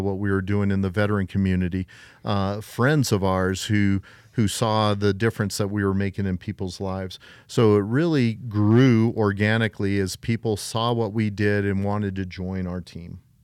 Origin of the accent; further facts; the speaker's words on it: Colorado Springs, Colorado, United States; I was born and raised here in beautiful Colorado Springs, Colorado